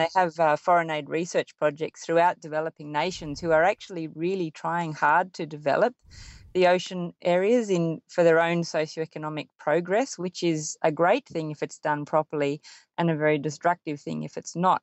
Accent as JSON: {"language": "English", "town": "Sydney", "region": "New South Wales", "country": "Australia", "tie": "born or raised there", "said": "growing up in Sydney and living by the sea"}